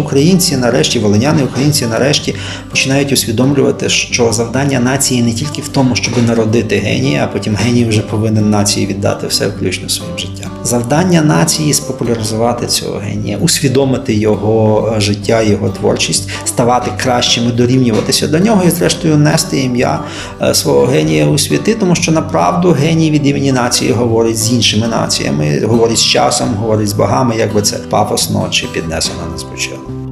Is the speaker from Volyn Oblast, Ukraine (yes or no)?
yes; Volhynia, Volyn Oblast, Ukraine; ми волиняни